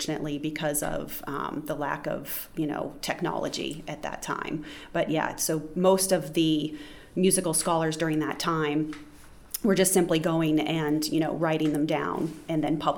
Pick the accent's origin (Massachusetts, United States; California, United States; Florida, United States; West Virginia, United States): Massachusetts, United States; originally from Massachusetts, my home state